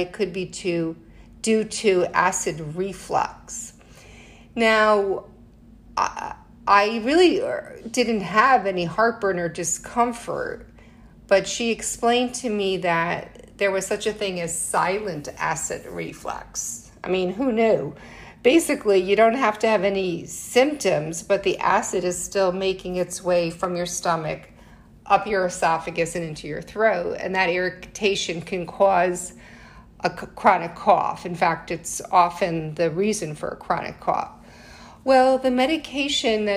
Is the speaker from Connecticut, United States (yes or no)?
yes; Connecticut, United States; now in New York City, United States; I'm originally from Connecticut. I'm living in New York City now, but I'm not a true New Yorker